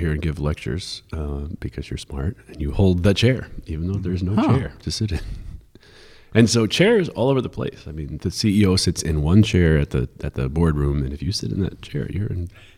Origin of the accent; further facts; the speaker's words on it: New York, United States; I'm from New York